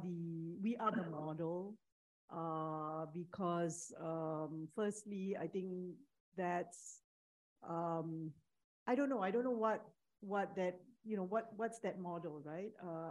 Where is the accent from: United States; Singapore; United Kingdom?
Singapore; I don't see myself as a minority. I see myself as Singaporean. I have very real concerns about the future of Singapore.